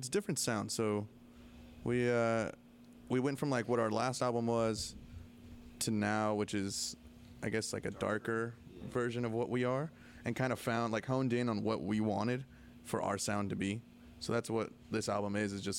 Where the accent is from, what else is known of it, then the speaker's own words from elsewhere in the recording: California, United States; we're from California